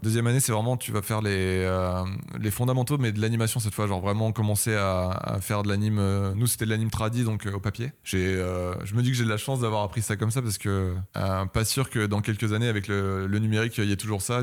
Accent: Paris, Île-de-France, France; also born or lived in Belgium; je viens de Paris

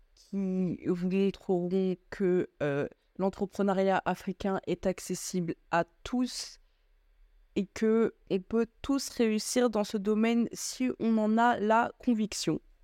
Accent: France; moved away as an adult; now in Belgium; Je suis française d'origine malienne, j'ai grandi en France et actuellement je vis en Belgique pour mes études

